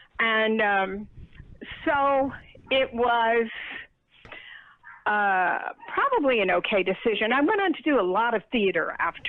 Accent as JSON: {"language": "English", "town": "Dallas", "region": "Texas", "country": "United States", "moved": "yes", "lives_now": "New York City, United States", "said": "I'm from Dallas, Texas."}